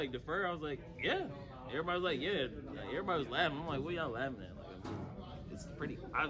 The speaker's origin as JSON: {"language": "English", "town": "Charlotte", "region": "North Carolina", "country": "United States", "said": "I don't think Coach knew I was from Charlotte"}